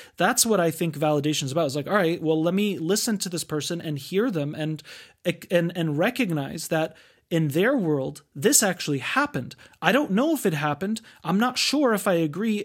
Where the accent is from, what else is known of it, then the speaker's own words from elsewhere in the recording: United States; we grew up in the United States